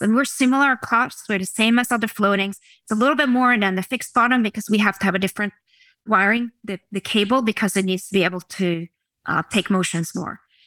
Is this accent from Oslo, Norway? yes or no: yes; Oslo, Norway; I was born in Oslo, Norway